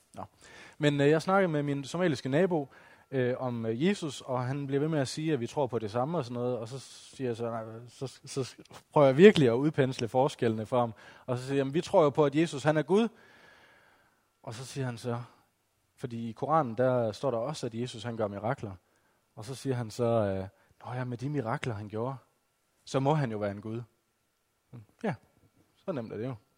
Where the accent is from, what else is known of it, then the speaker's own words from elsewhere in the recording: West Jutland, Central Denmark Region, Denmark; now in Odense, Denmark; Som I måske kan høre på min dialekt, så er jeg ikke oprindelig fra Fyn. Jeg kommer fra Vestjylland